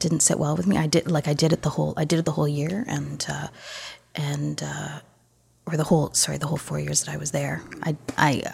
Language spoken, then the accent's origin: English; Toronto, Ontario, Canada; I grew up here in Toronto